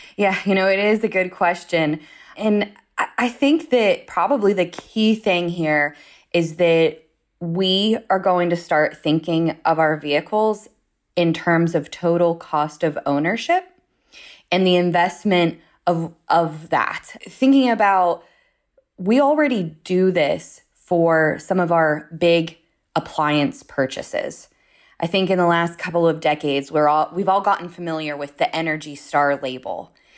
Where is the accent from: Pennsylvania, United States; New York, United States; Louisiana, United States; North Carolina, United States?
Pennsylvania, United States; Pittsburgh; moved away as an adult; also born or lived in Washington, D.C.; now in Pittsburgh, United States; I'm originally from the Pittsburgh area